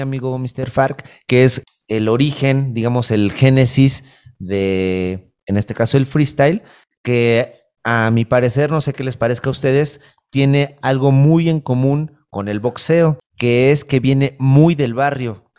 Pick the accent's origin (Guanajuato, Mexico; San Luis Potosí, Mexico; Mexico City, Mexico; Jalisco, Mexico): Mexico City, Mexico; Yo soy del, Olivar del Conde